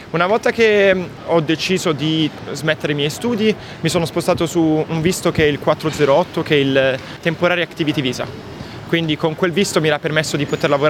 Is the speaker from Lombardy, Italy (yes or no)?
no; Bari, Apulia, Italy; also born or lived in Monopoli; Allora, io vengo da una piccola cittadina di, del sud, sud Italia, Monopoli. Sono nato lì, ho vissuto a Bari per i primi 14 anni della mia vita, ho iniziato a fare canottaggio quando avevo 12 anni.